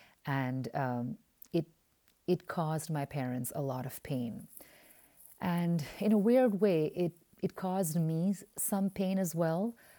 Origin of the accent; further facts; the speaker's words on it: Oman; moved away as an adult; also born or lived in India; Now, I was born in India, but I was raised in the Middle East in the Sultanate of Oman. And I grew up in Oman from the age of five.